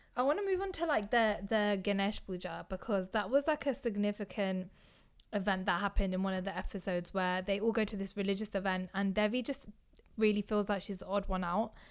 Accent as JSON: {"language": "English", "country": "United Kingdom", "said": "I see myself as British."}